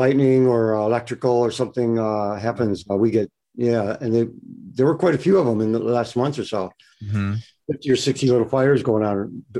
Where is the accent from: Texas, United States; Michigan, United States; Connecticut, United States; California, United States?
Michigan, United States; Detroit; moved away as an adult; also born or lived in Buffalo, New York / Florida; now in Oregon, United States; I was born in Buffalo. We moved. My mom wanted to get out of Buffalo. So we moved to a long time ago. Mm-hmm. And moved to Florida for about 5-6 years. We left there, went to Detroit. My mom's sister lived there. So we're in Detroit, you know, big burgeoning working class town.